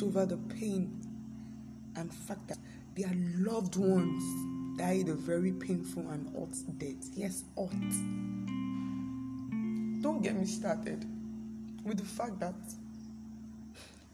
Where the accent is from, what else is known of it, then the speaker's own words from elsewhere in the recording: Nigeria; Nigeria, my country